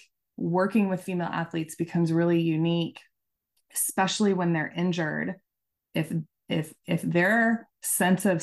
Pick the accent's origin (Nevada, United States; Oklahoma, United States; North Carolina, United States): Oklahoma, United States; I'm from Oklahoma